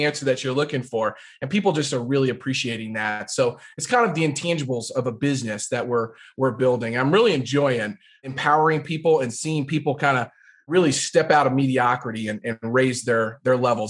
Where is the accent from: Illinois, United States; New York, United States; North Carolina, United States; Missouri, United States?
Missouri, United States; Jefferson City; I grew up in Jefferson City, which is the capital of Missouri